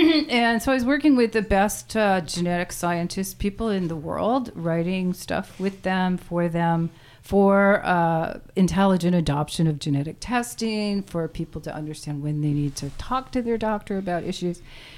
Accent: New England, United States; also born or lived in Maine / Massachusetts; I'm from all over, but I was raised in New England and lived in Maine and went to school in Western Massachusetts and moved here 38 years

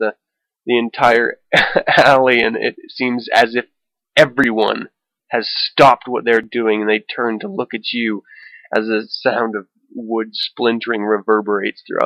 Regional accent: Salem, Utah, United States; growing up in the Satanic Panic era of the 80s. I lived in Salem at the time, which is this small town in the middle of nowhere in Utah

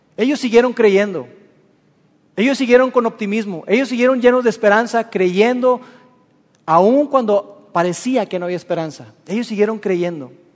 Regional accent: Mexico

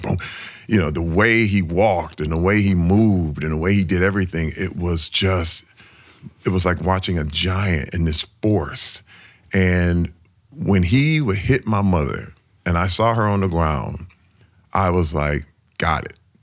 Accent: Flint, Michigan, United States; I grew up in Flint, Michigan in nineteen sixty-eight. That was when I was born

